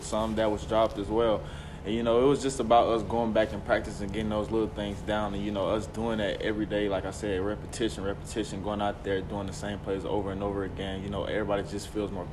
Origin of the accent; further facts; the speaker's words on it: Nashville, Tennessee, United States; this being 2 hours from my hometown, which is Nashville.